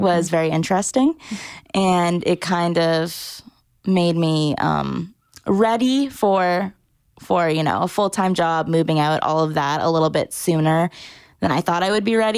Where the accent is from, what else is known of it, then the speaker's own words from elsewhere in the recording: Orange County, Southern California, United States; moved away as an adult; also born or lived in Massachusetts; now in Nashville, United States; I was born in Massachusetts, um, but was raised most of my life in Southern California, Orange County.